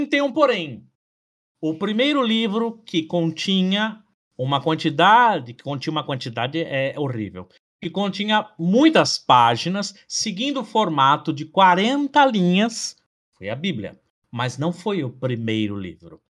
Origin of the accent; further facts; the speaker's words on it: Brazil; nós, brasileiros